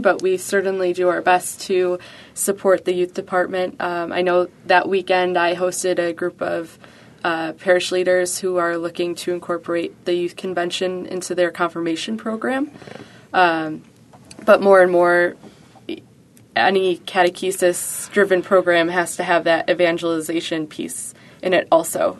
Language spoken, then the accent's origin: English; Buffalo, New York, United States; I was born and raised in Buffalo, so I've been here for the last twenty, almost twenty-four years.